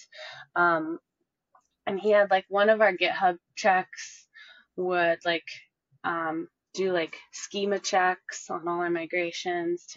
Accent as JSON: {"language": "English", "town": "Chicago", "region": "Illinois", "country": "United States", "moved": "as an adult", "lives_now": "Dallas, United States", "said": "I'm actually originally from Chicago-ish"}